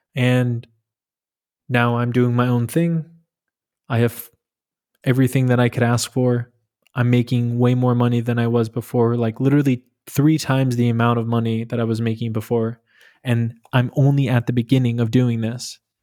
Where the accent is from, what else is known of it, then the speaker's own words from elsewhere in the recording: New York, United States; moved away as an adult; now in Berlin, Germany; I'm from New York. I moved to Berlin in April twenty twenty